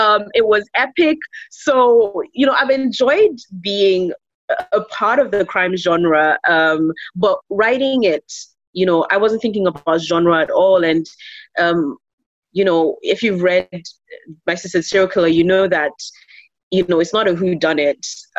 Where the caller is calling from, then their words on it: Lagos, Nigeria; I'm joining you from Lagos, Nigeria.